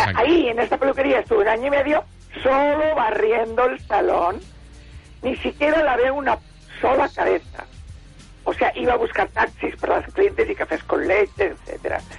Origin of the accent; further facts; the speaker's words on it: Barcelona, Catalonia, Spain; also born or lived in Esparreguera; bajé a Barcelona con seis años, desde Esparraguera, que yo nací en Esparraguera y estuve estos seis años. Después iba por los veranos también a Esparraguera pero vivía todo el año en Barcelona